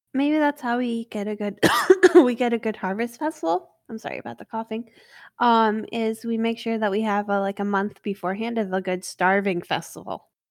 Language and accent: English; United States; I'm not English, I'm American